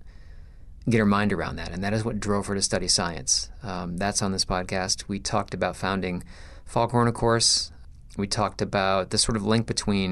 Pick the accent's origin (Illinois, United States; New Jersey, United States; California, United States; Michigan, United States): Michigan, United States; I was born in Michigan